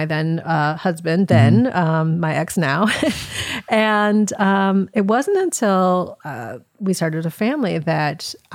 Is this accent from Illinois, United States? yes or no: yes; Chicago, Illinois, United States; I am. Yeah. I grew up in the Southwest suburbs.